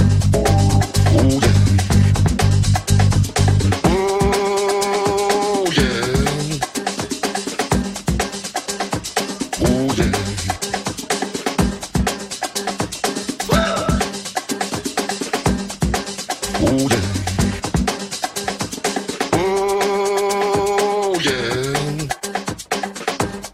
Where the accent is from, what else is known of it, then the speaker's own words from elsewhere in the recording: Mississippi, United States; now in Chicago, United States; I've been in Chicago for quite a few years, but I was born in Mississippi.